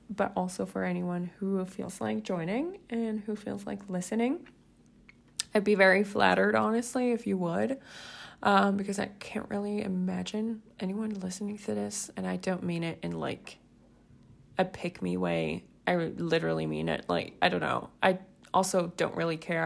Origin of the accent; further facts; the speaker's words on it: Switzerland; English is a second language; I'm from Switzerland. So also, quick disclaimer, English isn't my first language